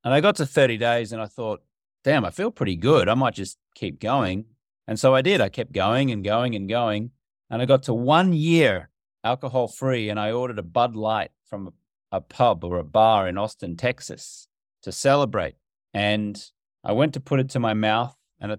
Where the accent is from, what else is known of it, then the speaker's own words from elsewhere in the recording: Australia; growing up in Australia, which is my native country